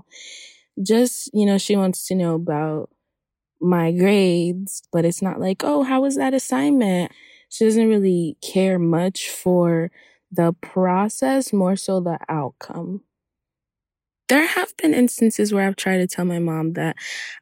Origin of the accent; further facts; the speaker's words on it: Hollywood, Florida, United States; also born or lived in Haiti; I'm from Haiti, and I grew up in Hollywood, Florida